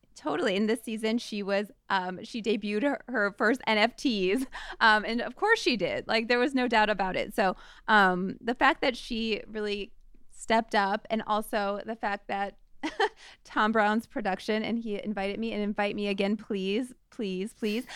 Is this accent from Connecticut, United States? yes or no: no; St. Louis, Missouri, United States; moved away; from my hometown of st louis